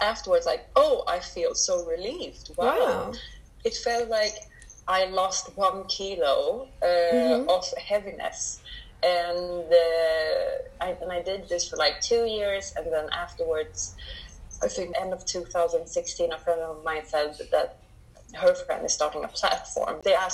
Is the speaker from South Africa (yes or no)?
no; Sweden; I'm brought up in Sweden